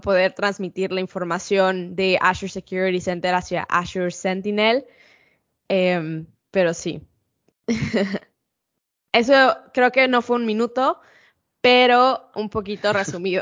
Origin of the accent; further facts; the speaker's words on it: Mexico City, Mexico; accent: Mexican; moved away as an adult; also born or lived in Ensenada, Baja California, Mexico; now in United States; soy de Ciudad de México. Em, crecí ahí. La verdad es que nací en Ensenada, Baja California